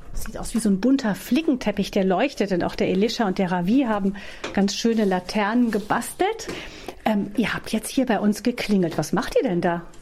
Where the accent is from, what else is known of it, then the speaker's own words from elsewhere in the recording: Rhineland, Germany; bei uns im Rheinland